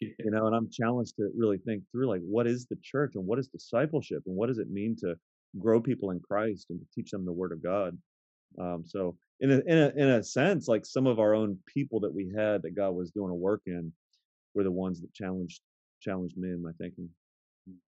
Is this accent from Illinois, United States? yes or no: no; Akron, Ohio, United States; moved away as an adult; now in Baltimore, United States; I am born and raised in Akron, Ohio